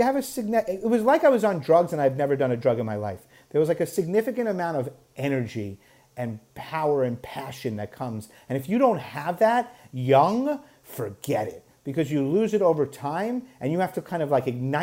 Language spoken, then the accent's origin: English; New York, United States; growing up in New York